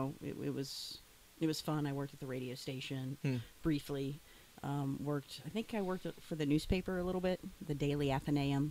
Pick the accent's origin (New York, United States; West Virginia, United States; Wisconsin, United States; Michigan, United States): West Virginia, United States; Elkins; moved away as an adult; now in Pittsburgh, United States; I grew up in a small town in West Virginia called Elkins